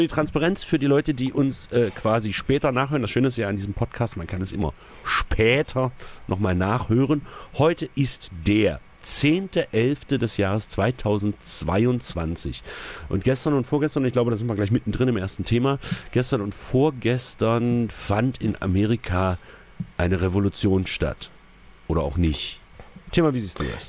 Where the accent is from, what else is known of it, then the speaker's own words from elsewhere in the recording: East Germany, Germany; also born or lived in Magdeburg; ich bin Ossi. Genau. Also bin ich quasi, weil ich ja äh, quasi in dem falschen Land geboren wurde